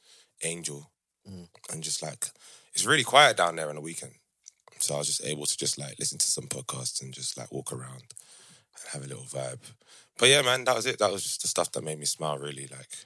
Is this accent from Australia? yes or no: no; Croydon, London, United Kingdom; I'm from Croydon. We have Norbury